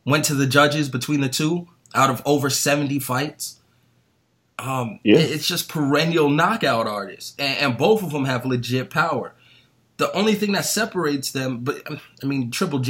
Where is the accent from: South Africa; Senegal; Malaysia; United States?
United States; East Coast; moved away as an adult; we grew up on the East Coast